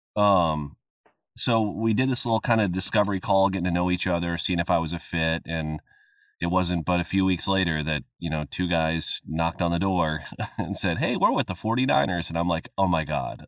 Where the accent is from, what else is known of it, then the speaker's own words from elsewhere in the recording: Midwest, United States; I grew up in the Midwest